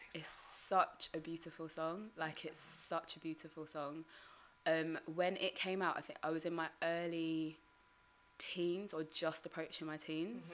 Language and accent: English; United Kingdom; my family heritage I'm Ugandan mm-hmm. but growing up in Britain